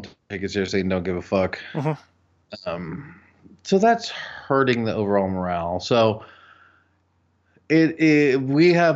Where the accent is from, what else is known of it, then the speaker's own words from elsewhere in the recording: United States; being an American